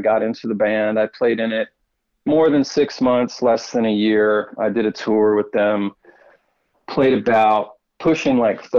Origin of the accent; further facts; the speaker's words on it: Houston, Texas, United States; moved away; I grew up in Houston. In Houston, Texas, and yeah, Houston, Texas, which is like, it's like the fourth, I guess it's battles maybe another city for the fourth largest city